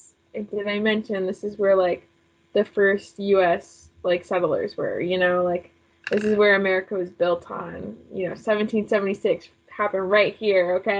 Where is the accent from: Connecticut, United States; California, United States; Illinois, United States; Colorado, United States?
Connecticut, United States; I am from Connecticut.